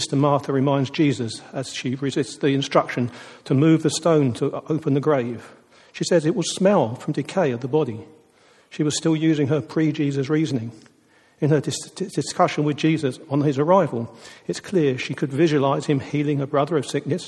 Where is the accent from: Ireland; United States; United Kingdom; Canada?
United Kingdom; But we are British